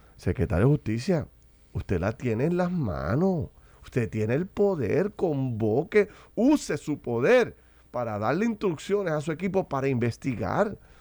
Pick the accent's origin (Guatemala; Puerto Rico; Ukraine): Puerto Rico